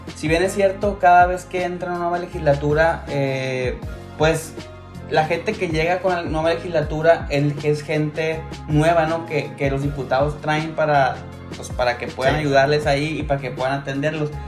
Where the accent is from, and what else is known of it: Mexico